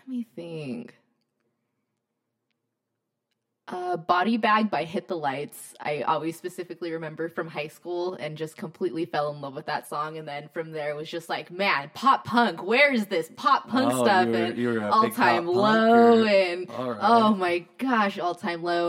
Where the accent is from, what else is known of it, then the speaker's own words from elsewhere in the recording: New Mexico, United States; now in Tucson, United States; I'm from New Mexico originally.